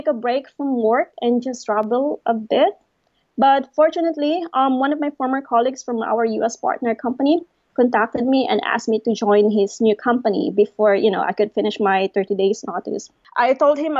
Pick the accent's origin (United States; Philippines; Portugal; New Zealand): Philippines; moved away as an adult; also born or lived in Manila / Cape Town; I came from a very small and sleepy town in the Philippines